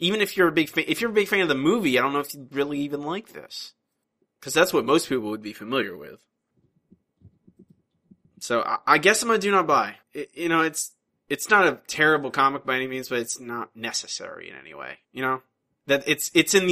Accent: Florida, United States; I grew up in Florida

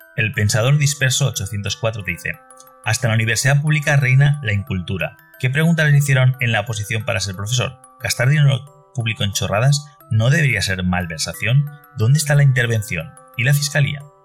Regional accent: Valencia, Valencian Community, Spain; Yo soy de Valencia, eh, España, Valencia capital.

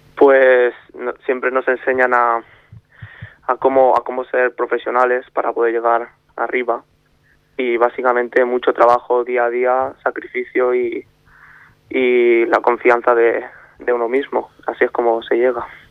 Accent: Barcelona, Catalonia, Spain; also born or lived in Mallorca / Madrid; yo empecé en la cantera del español, cuando vine de Mallorca a vivir a Barcelona. Empecé con ocho años

